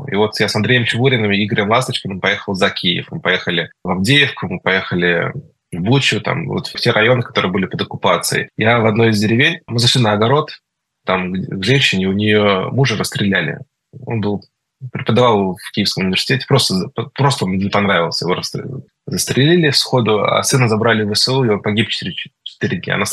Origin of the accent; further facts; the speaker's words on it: Israel; я ему сказал, вопреки всем правилам, что я из Израиля